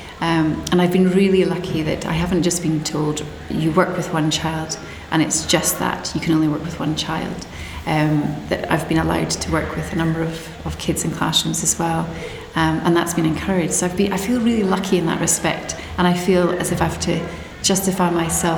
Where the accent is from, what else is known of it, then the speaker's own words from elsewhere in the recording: Scotland, United Kingdom; moved away as an adult; now in New Zealand; So I studied in Scotland. I'm not a Kiwi, you can maybe tell. And I taught in Scotland for about 10 years.